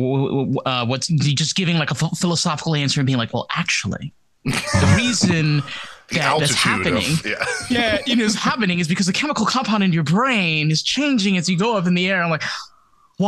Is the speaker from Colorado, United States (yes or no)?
no; Rockland County, New York, United States; I grew up in New York. I grew up in Rockland County